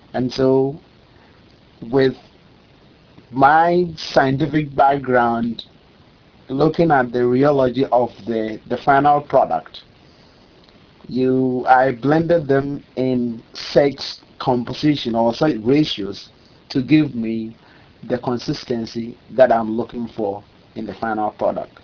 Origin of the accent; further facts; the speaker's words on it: Kumasi, Ashanti, Ghana; moved away; also born or lived in Eastern Region, Ghana / Tema, Ghana; I'm from Kumasi. I'm literally from Kumasi, uh, in the forest belt of Ghana